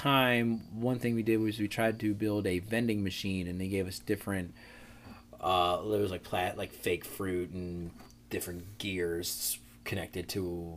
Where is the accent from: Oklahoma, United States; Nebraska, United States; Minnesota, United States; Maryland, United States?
Maryland, United States; Arnold; I've always kind of affiliated more with being a Baltimore kid, but I grew up in Arnold